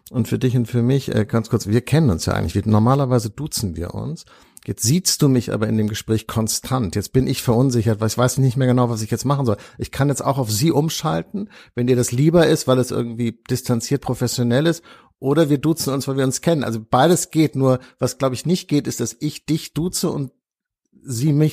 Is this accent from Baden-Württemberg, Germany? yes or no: no; Hamburg, Germany; Also ich, ich komme aus Hamburg.